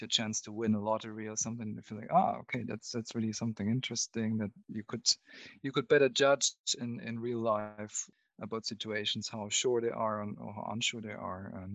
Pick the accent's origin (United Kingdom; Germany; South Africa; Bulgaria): Germany; near Munich, Bavaria; where I was growing up near Munich in Germany